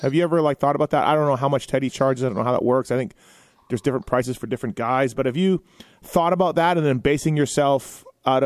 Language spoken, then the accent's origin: English; Manitoba, Canada; I'm from Manitoba, up north of Iowa.